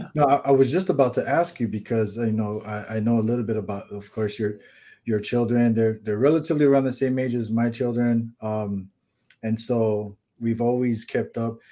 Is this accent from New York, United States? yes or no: no; California, United States; now in Hawaii, United States; I grew up in California